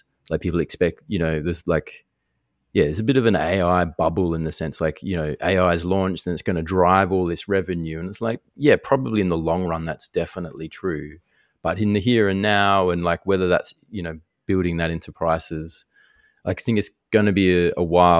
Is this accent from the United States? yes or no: no; Darwin, Northern Territory, Australia; But we grew up in Darwin. Like, how many iced coffees did you have when you were a teenager?